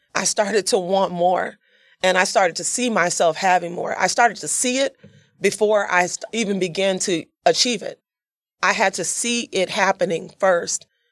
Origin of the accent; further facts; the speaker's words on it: Yazoo City, Mississippi, United States; I came from Yazoo City, Mississippi. I'm a country girl. So I grew up, born and raised there